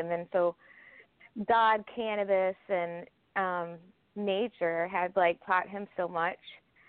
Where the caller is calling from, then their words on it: Kentucky, United States; I'm actually in Kentucky right now.